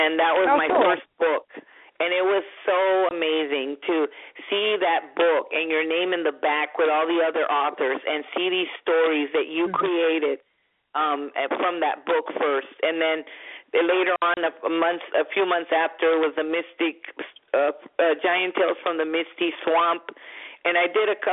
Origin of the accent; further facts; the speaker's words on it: Brownsville, Texas, United States; moved away as an adult; now in North Carolina, United States; I grew up in a Hispanic family, and a Mexican American, you know, and I'm from Brownsville, Texas, but my family has been from Mexico